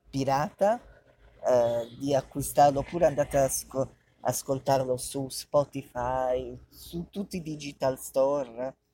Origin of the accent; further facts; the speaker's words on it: Bari, Apulia, Italy; noi siamo di Bari